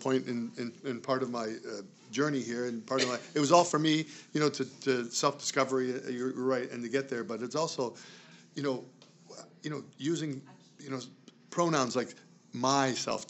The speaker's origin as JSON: {"language": "English", "country": "Canada", "tie": "born or raised there", "said": "my parents immigrated to Canada."}